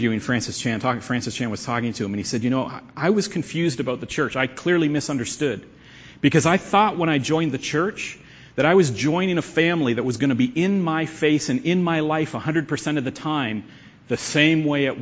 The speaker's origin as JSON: {"language": "English", "country": "Canada", "said": "we're Canadians. And that we're Christians. We're Canadian Christians"}